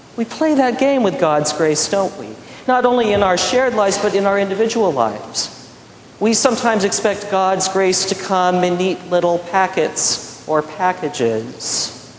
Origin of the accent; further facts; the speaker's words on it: Midwest, United States; In those years growing up in the Midwest, we lost crops